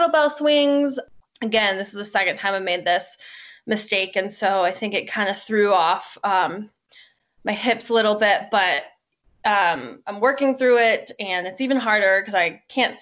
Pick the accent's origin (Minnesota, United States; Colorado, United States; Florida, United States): Colorado, United States; Boulder; I am from Boulder, Colorado